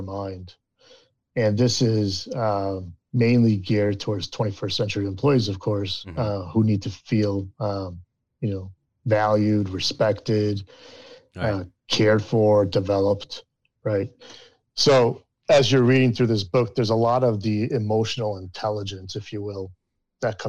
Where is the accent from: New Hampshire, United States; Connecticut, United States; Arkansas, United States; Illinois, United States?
Connecticut, United States; Waterbury; I'm originally from Waterbury, Connecticut, about 2 hours north of New York City.